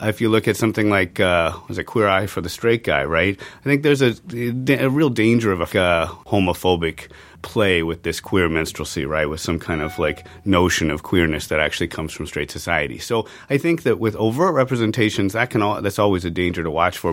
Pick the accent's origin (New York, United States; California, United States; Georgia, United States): California, United States; San Francisco Bay Area; I grew up in the San Francisco Bay Area